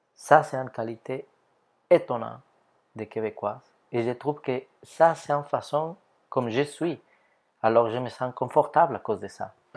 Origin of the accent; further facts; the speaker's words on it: Ecuador; French is a second language; moved away as an adult; now in Canada; Je viens de l'Équateur.